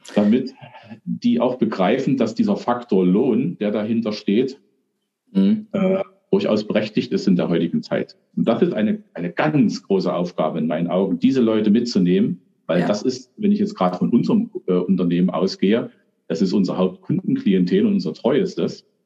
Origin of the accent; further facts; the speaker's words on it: Germany; bei uns in Deutschland